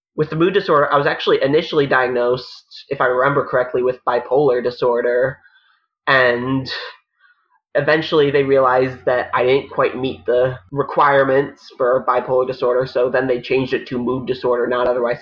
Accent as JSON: {"language": "English", "region": "Connecticut", "country": "United States", "moved": "yes", "lives_now": "New York City, United States", "said": "I'm originally from Connecticut. I now live in New York City"}